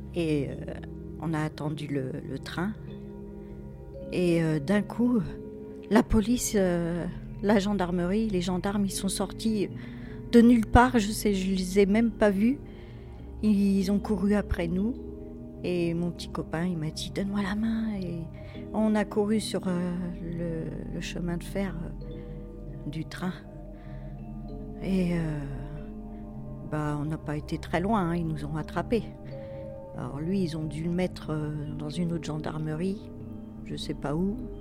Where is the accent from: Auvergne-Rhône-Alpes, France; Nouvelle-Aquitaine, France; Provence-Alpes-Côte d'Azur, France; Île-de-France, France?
Île-de-France, France; Fontainebleau; now in Villeneuve-sur-Yonne, France; j'ai grandi euh, à Fontainebleau, dans une cité.